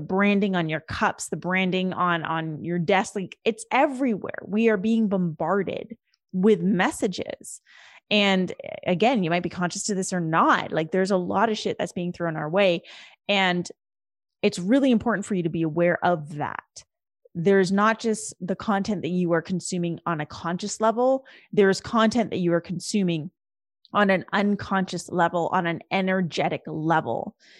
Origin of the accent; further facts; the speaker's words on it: India; the farmers protests in India, which is my home country and my home nation, my people